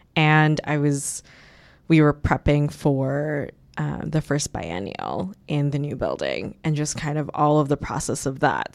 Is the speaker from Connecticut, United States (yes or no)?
no; New York City, New York, United States; my family is an immigrant family from Bangladesh. We s, we're from Queens, New York. That's where I've lived most of my life